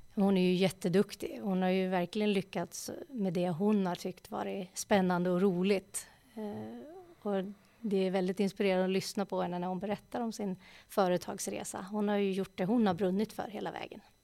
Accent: Eskilstuna, Södermanland, Sweden; Jag är ju uppvuxen här i Eskilstuna, eller strax utanför Eskilstuna, på en, en liten gård

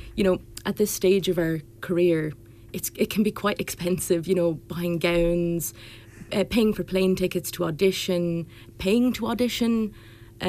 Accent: Drogheda, Leinster, Ireland; I am from Drogheda

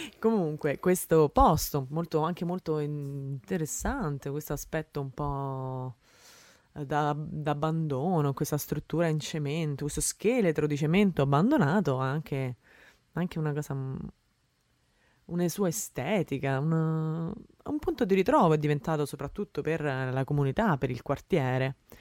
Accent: Rome, Lazio, Italy; moved away as an adult; now in Netherlands; io sono nata a Roma, cresciuta a Roma, romana di Roma

